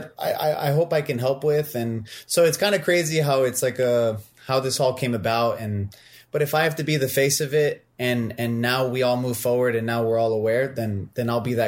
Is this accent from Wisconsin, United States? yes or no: no; San Francisco, California, United States; I come from San Francisco